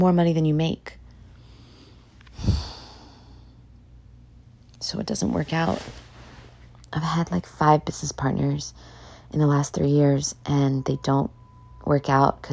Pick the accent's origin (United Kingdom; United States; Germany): United States; New York City, New York; moved away; I'm from New York City.